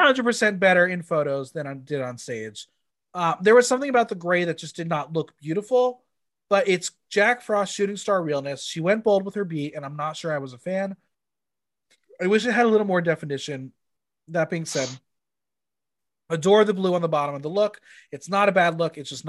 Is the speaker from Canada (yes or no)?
yes; Canada